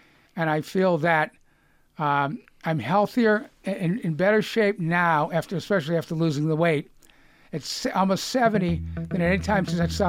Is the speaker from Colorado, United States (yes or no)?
no; Lexington, Massachusetts, United States; accent: Boston; moved away; I'm from Lexington, historic Lexington.